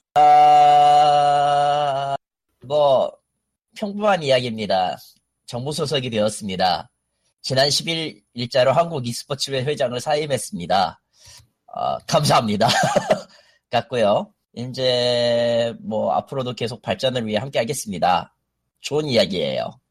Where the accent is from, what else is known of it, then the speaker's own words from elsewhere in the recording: Gwangju, South Korea; 저는 광주 네. 출신이지만